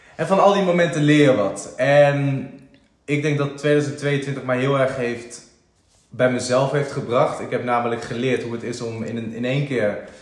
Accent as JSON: {"language": "Dutch", "region": "around Utrecht", "country": "Netherlands", "tie": "born or raised there", "also_born_or_lived": "IJsselstein", "said": "eigenlijk altijd eh, ja, rondom Utrecht opgegroeid"}